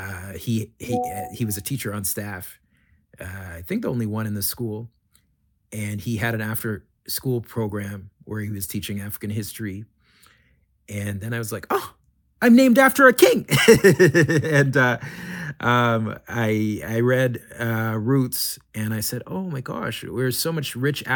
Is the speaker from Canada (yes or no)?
yes; Canada; I grew up in Canada as one of the only Black kids